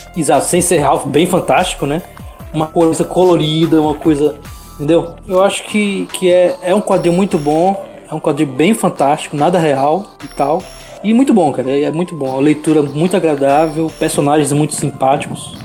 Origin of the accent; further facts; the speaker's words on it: Fortaleza, Ceará, Brazil; now in Belém, Brazil; eu tô aqui pra Belém do Pará, aqui, mas sou, sou de Fortaleza